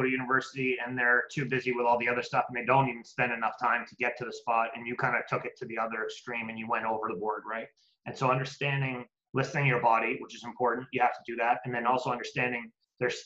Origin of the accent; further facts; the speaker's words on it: British Columbia, Canada; being from British Columbia